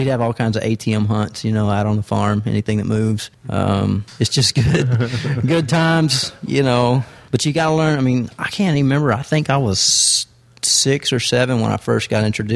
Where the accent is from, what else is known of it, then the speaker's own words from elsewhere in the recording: Texas, United States; I'm from Texas.